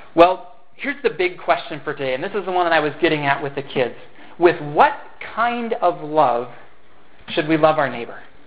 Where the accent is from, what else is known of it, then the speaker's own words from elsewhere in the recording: Fergus Falls, Minnesota, United States; I grew up in Fergus Falls here